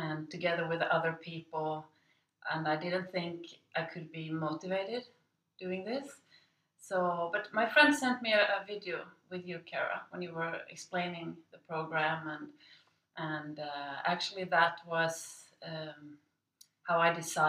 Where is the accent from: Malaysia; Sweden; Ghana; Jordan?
Sweden; moved away as an adult; now in Shanghai, China; I'm from Sweden, and I live in Shanghai now.